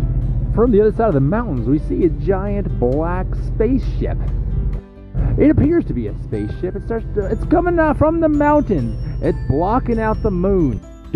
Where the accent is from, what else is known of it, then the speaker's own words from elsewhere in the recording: Billings, Montana, United States; here in Billings, Montana, my hometown, Billings, Montana, where I've lived my entire life. I was born here, I was raised here, and I'll live here till the day I die, Billings, Montana.